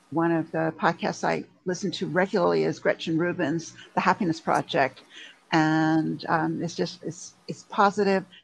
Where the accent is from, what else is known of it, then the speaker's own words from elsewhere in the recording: Montreal, Quebec, Canada; also born or lived in England / Germany; now in United States; Oh yes, um, I was born in England. Okay. I don't sound like it. I know. My family all still still live in England and Scotland. Um, I uh, we moved to Canada when I was little. I lived in Canada in Montreal